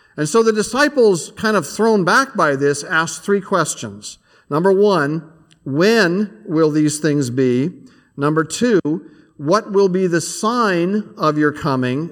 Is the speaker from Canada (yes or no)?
yes; Canada; now in United States; I'm a Canadian